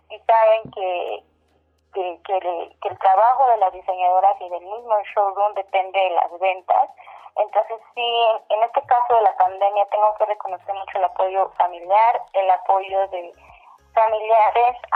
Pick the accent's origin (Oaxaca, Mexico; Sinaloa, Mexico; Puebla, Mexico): Oaxaca, Mexico; Yo soy de, como lo, de, en donde yo abrí el showroom, en está el showroom que es la comunidad de Oaxaca de León, ubicada en la región mixteca de Oaxaca.